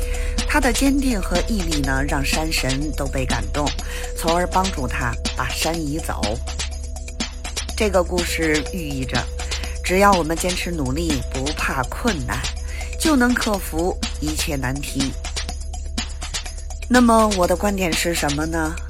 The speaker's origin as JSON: {"language": "Chinese", "region": "Beijing", "country": "China", "said": "我是北京的"}